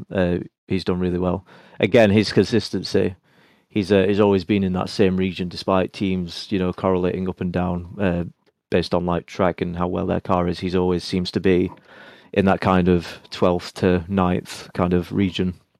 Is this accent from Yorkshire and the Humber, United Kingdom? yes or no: yes; Sheffield, Yorkshire and the Humber, United Kingdom; my hometown of Sheffield